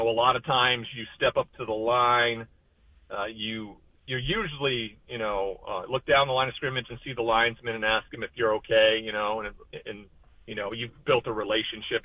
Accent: Montana, United States; growing up in Montana

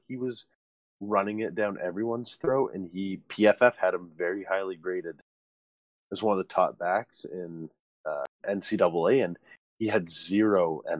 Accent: Canada; being a Canadian, anything.

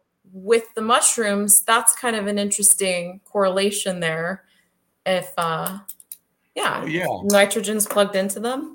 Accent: California, United States; Well, I came from California.

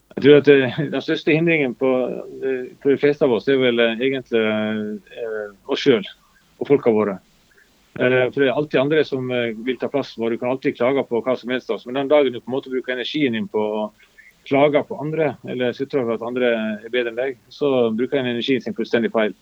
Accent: Luster, Vestland, Norway; i Lyster, der vi kommer fra, i Sogn

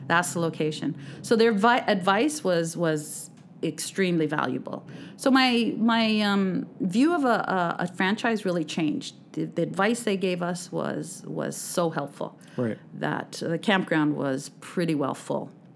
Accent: Alberta, Canada; moved away as an adult; also born or lived in Clearwater, British Columbia; now in British Columbia, Canada; I'm from Alberta originally

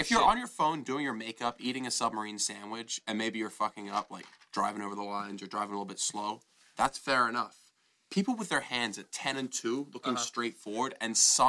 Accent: New Jersey, United States; now in Los Angeles, United States; I'm from New Jersey

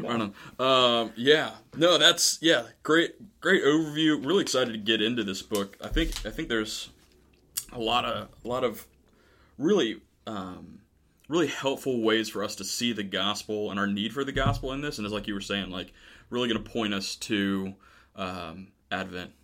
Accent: Florida, United States; now in Camp Hill, United States; we're originally from Florida.

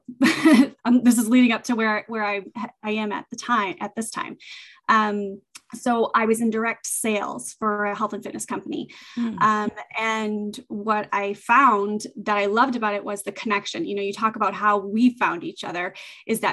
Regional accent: southeastern Massachusetts, United States; I'm in Massachusetts, southeastern Massachusetts. I was born and raised here, and I have not left.

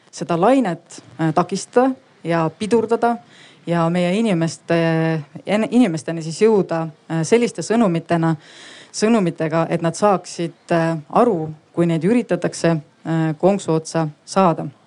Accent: South Estonia, Estonia; lõunaeestlasena ma väga kiidan sellist vastust

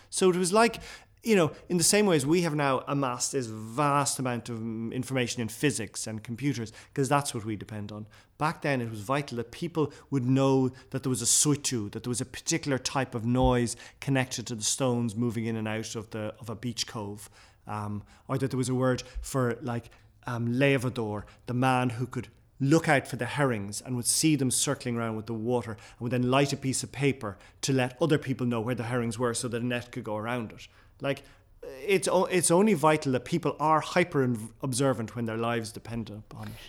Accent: Ireland; first language Irish; English is a second language; also born or lived in West Kerry / Dublin

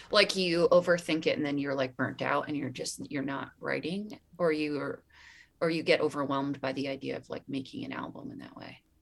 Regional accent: Pocono Mountains, Pennsylvania, United States; born or raised there

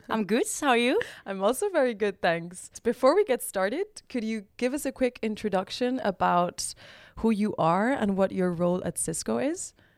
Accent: Barcelona, Catalonia, Spain; now in Amsterdam, Netherlands; I'm originally from Barcelona, Spain, and I'm currently living in Amsterdam

